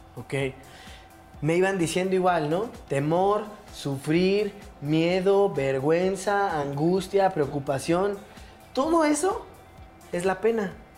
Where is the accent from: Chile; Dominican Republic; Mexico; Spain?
Mexico; Mexico City; yo crecí en Santa María la Ribera, ah. esta colonia emblemática y enigmática de la Ciudad de México